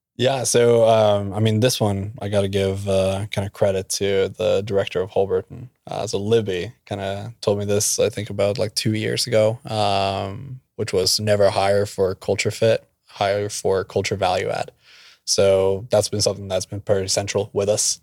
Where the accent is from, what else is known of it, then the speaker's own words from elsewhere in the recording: Norway; also born or lived in Oklahoma; now in Tulsa, United States; I'm from Norway, uh, but met at OU by chance